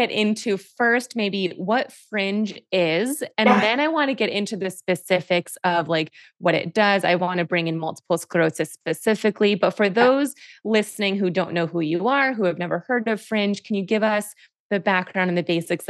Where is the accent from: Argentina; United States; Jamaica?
United States; near Buffalo, New York; I grew up near Buffalo, New York, so also very cold.